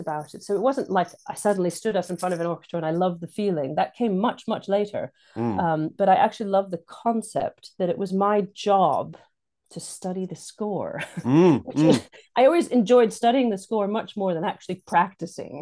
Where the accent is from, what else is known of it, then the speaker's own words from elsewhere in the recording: Santa Cruz, California, United States; moved away as an adult; now in United Kingdom; my hometown, where my mom was the one of the professors at University of California, Santa Cruz